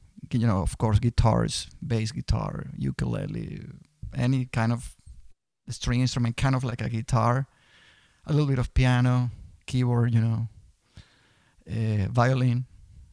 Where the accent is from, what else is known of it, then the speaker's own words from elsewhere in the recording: Venezuela; moved away as an adult; also born or lived in Boston; now in United States; I'm originally from Venezuela. I came to the U.S. in 92